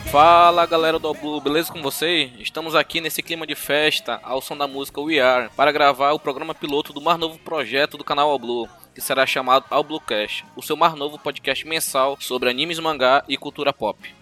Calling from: Manaus, Amazonas, Brazil; Falo de Manaus, Amazonas

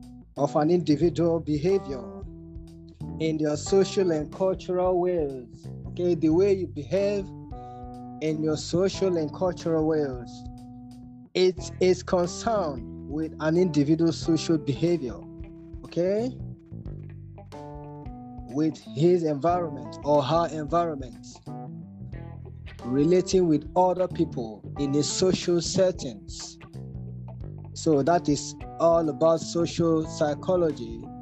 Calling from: Nigeria; Good evening, everyone. I'm speaking from Nigeria.

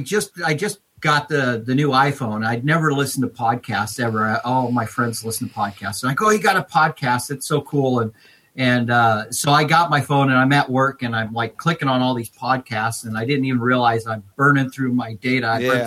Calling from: Lebanon, Oregon, United States; Oregon. Lebanon, Oregon.

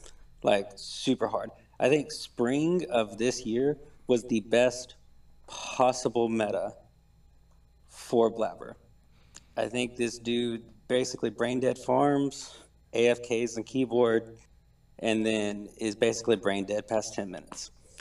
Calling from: Alabama, United States

